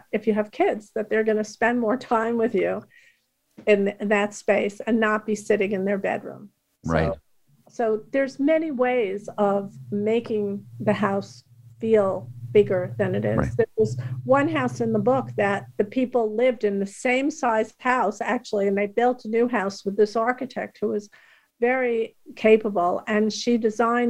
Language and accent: English; New York City, New York, United States; I grew up in Queens, New York, and my house was 1400 square feet